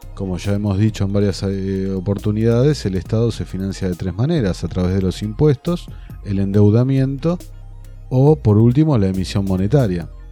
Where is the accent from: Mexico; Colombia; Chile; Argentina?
Argentina